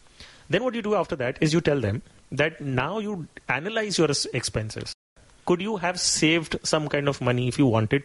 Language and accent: English; India; being Indian culture